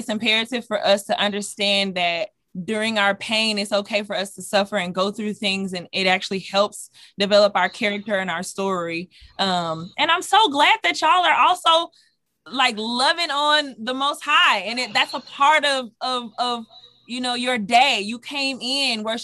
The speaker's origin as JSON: {"language": "English", "town": "Dallas", "region": "Texas", "country": "United States", "moved": "yes", "said": "I'm originally from Dallas, Texas."}